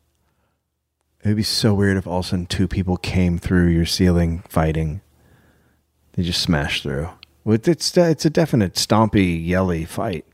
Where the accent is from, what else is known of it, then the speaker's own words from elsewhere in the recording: United States; I'm from America